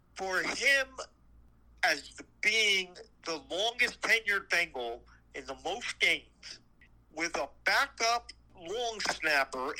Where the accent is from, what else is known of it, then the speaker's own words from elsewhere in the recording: New Jersey, United States; we're from Jersey